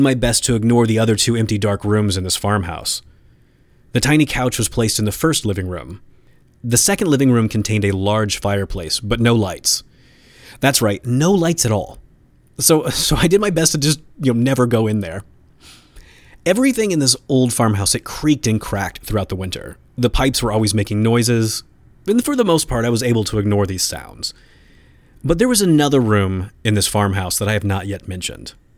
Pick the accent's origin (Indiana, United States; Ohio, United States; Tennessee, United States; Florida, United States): Indiana, United States; my home state of Indiana